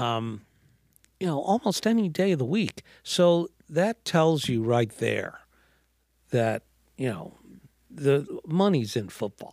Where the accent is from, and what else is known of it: New York City, New York, United States; born or raised there